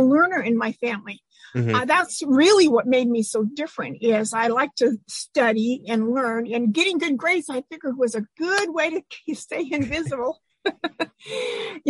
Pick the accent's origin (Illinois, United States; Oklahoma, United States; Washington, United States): Washington, United States; Eastern; also born or lived in Anacortes, Washington; now in Seattle area, United States; I was born in Anacortes, which is just, you know, up there near Canada. And when I was about 8 years old, Dad bought a farm in Eastern Washington, and we wound up stacking hay and milking cows and being a farm girl